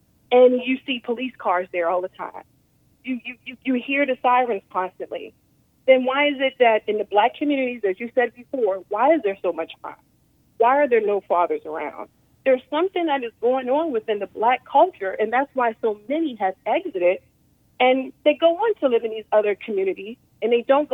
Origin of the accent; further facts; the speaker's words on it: Baltimore, Maryland, United States; moved away as an adult; now in Plano, United States; I'm from Baltimore, Maryland, but I live in Plano, Texas now.